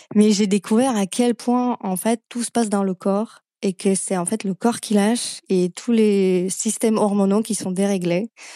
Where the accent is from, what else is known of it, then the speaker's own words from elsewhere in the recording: Slovakia; French is a second language; moved away as an adult; now in France; d'où vient cet accent, je viens de Slovaquie à la base